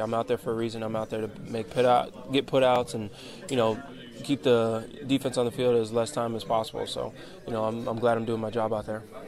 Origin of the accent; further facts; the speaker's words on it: Fort Lauderdale, Florida, United States; getting to play for my hometown team in front of my fan, my hometown fans and fam- family and friends